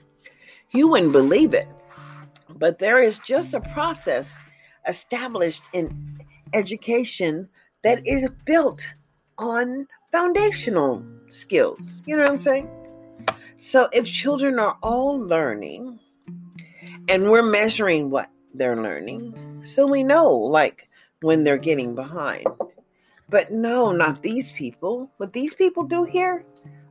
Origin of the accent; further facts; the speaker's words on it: United States; I'm an American citizen